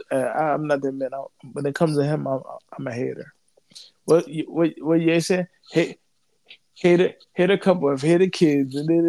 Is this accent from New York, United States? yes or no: yes; New York, United States; I'm from New York and he played for Boston